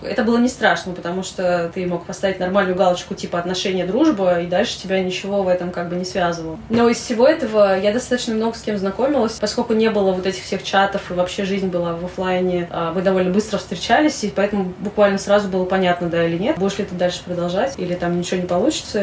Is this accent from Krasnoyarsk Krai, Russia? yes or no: no; Saint Petersburg, Russia; moved away as an adult; now in Moscow, Russia; Я родилась в Питере, я, я была в Питере, уехала я после института сразу